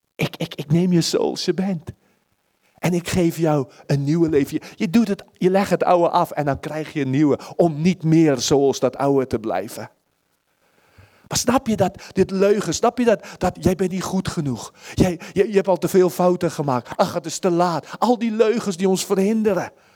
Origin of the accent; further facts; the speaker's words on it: Netherlands; als Nederlanders